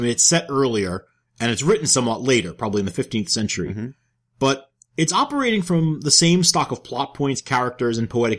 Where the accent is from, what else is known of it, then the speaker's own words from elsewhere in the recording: New York, United States; I'm a New Yorker